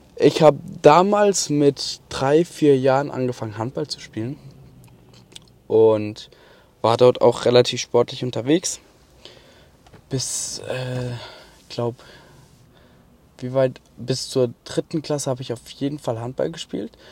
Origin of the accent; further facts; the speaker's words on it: Mannheim, Baden-Württemberg, Germany; also born or lived in Kronau; danach bin ich nach Mannheim gezogen